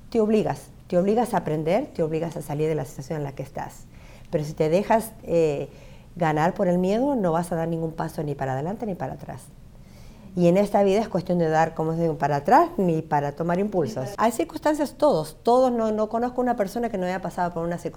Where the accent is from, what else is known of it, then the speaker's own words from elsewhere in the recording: Buenos Aires, Argentina; moved away as an adult; now in United States; yo soy nacida y criada en Buenos Aires, pero toda mi familia es de Rosario.